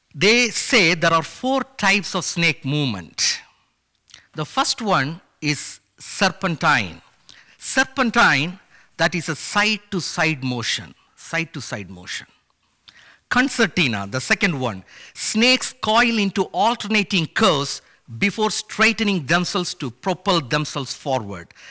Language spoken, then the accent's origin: English; India; moved away; my parents took me and my sister to show the huge O M ship logos Hope at my home state in India